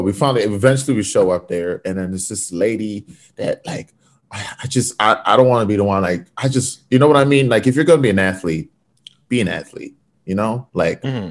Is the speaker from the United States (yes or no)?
no; Fort McMurray, Alberta, Canada; now in Vancouver, Canada; growing up in Fort Mac was the Wild West.